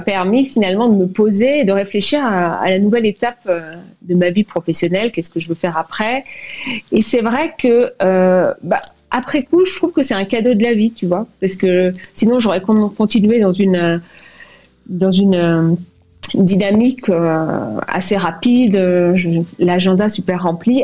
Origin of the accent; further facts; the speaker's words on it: France; moved away as an adult; also born or lived in Cuba / Martinique; now in Bogota, Colombia; je me suis sentie vraiment contente d'être française